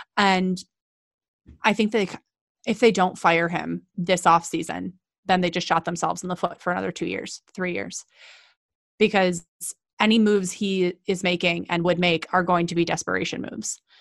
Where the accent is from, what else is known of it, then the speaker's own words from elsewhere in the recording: Cleveland, Ohio, United States; moved away; I'm from Cleveland originally